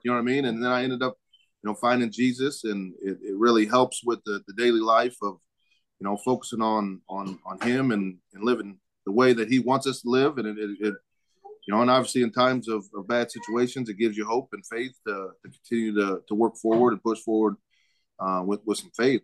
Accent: Omaha, Nebraska, United States; also born or lived in Northwest Missouri State; I'm originally from Omaha

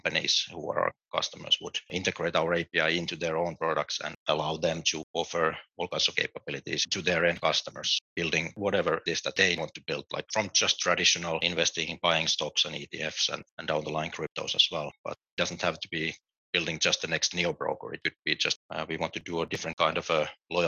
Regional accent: Finland; moved away as an adult; also born or lived in United Kingdom / London; now in Berlin, Germany; I'm originally from Finland.

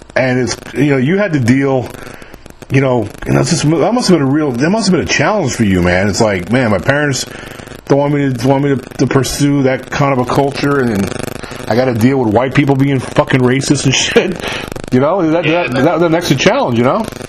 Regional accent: New York, United States; moved away; I'm from New York myself, so I grew up I grew up up there.

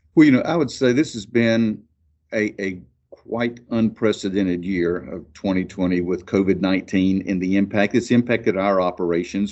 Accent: Amicalola EMC area, Georgia, United States; my hometown electric co-op, Amakalola E M C

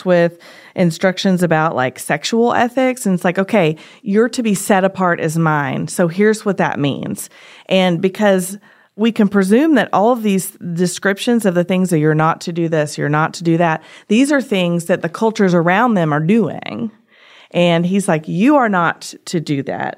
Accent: Tennessee, United States; I'm from Tennessee

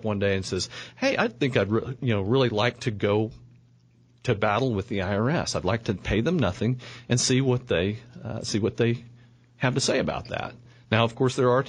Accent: Oklahoma City, Oklahoma, United States; I grew up here in Oklahoma City

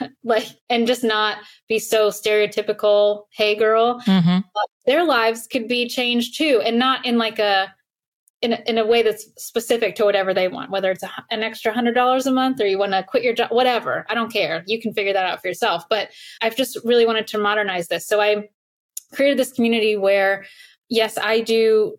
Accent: Alexandria, Virginia, United States; also born or lived in Farmville, Virginia; I grew up in Northern Virginia, so not far outside of DC, very blue collar family

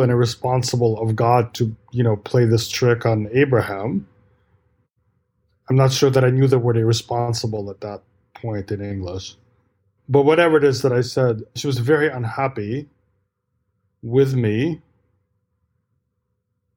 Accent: New York, United States; also born or lived in Soviet Union; we came to New York, and I grew up in New York

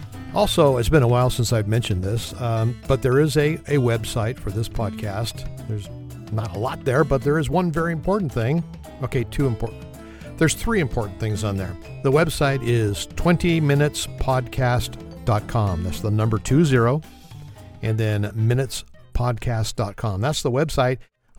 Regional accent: California, United States; from California.

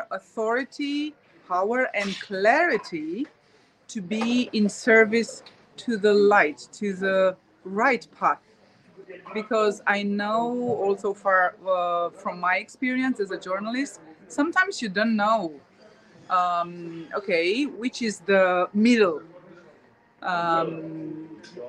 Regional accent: Romania; I'm from Romania, but now I entered the Republic of Moldova

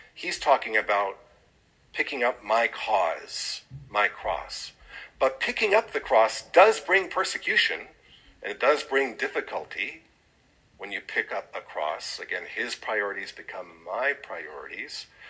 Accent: Aurora, Illinois, United States; I was born in Aurora, Illinois

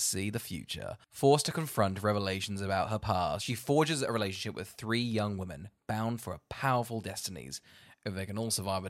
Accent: Australia; It's just the luck of being Australian, huh?

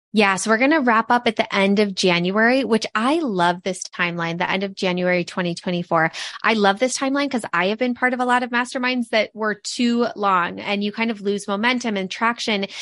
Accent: Midwest, United States; the three of us are from the Midwest

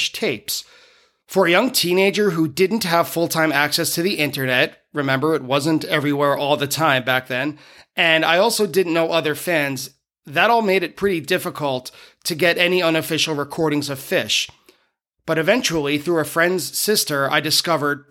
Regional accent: Merrick, New York, United States; I grew up on the South Shore of Long Island in a town called Merrick

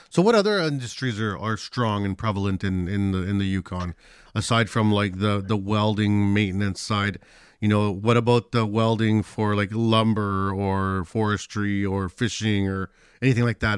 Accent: Chile; moved away; I'm from Chile, where we have a lot of earthquakes.

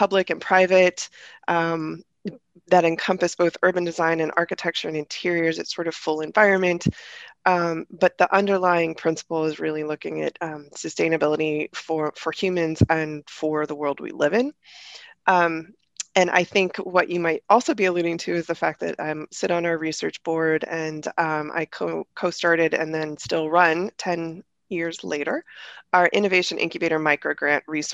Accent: Northeast Ohio, United States; I grew up in Northeast Ohio

